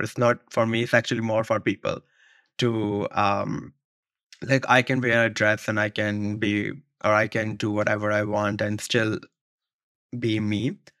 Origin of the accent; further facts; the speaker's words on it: Rawalpindi, Punjab, Pakistan; moved away as an adult; now in New York, United States; I grew up in Rawalpindi, Pakistan.